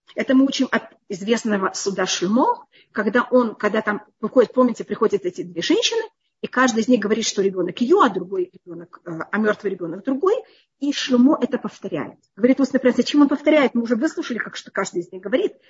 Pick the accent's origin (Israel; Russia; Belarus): Israel; Я выросла в другом поколении, в другом мире, я уже росла в Израиле